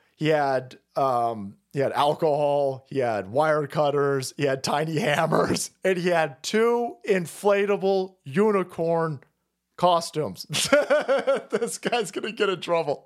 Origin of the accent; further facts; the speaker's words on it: United States; I'm an American